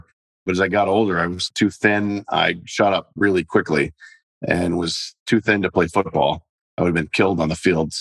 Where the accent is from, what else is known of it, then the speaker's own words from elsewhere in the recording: Aledo, Texas, United States; also born or lived in Fort Worth, Texas; I'm from Texas, born and raised in the Fort Worth area. So born in Fort Worth, and a couple of years in, my family moved out to Aledo, small town just west of Fort Worth